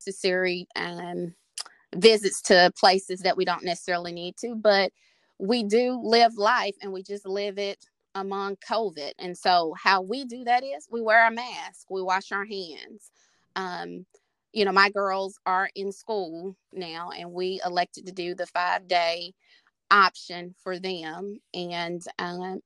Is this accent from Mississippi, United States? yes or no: yes; Mississippi, United States; moved away as an adult; now in Arkansas, United States; I am originally from Mississippi, currently here in Arkansas